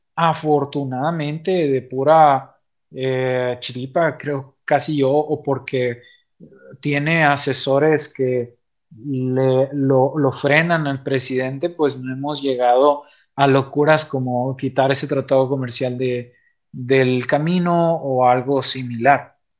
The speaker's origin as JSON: {"language": "Spanish", "country": "Mexico", "said": "como mexicanos"}